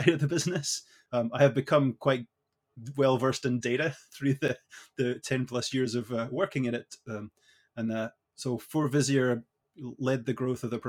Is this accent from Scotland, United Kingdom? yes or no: yes; Edinburgh, Scotland, United Kingdom; moved away as an adult; now in Canada; I was born and raised in Edinburgh in Scotland, so I am a proud Scot